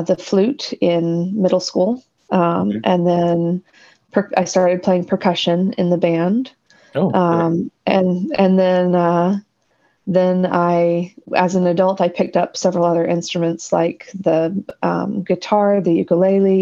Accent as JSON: {"language": "English", "town": "Dothan", "region": "Alabama", "country": "United States", "tie": "born or raised there", "also_born_or_lived": "Birmingham, Alabama", "moved": "as an adult", "lives_now": "Kansas, United States", "said": "I am an Alabama native, was born and raised in Dothan, Alabama"}